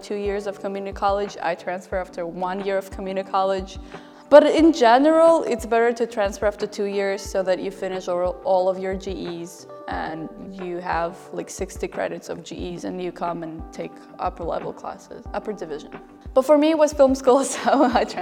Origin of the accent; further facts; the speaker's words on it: Saint Petersburg, Russia; also born or lived in San Mateo, California; now in United States; I am from St. Petersburg, Russia